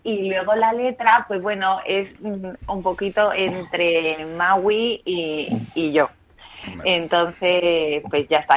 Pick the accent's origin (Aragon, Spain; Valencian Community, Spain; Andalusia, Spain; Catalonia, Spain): Andalusia, Spain; Málaga; moved away as an adult; also born or lived in Madrid; cuando me vuelvo a mi tierra, que es Málaga